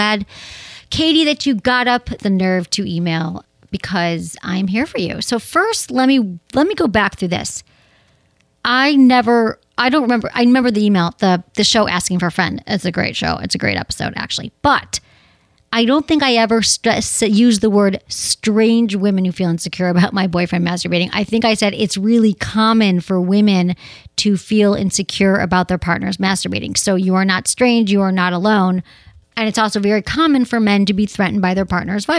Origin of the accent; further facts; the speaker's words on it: Michigan, United States; we're both from Michigan